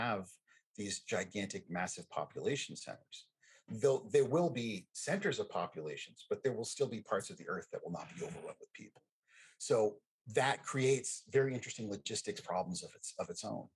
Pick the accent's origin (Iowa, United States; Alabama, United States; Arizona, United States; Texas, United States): Texas, United States; I grew up in Texas.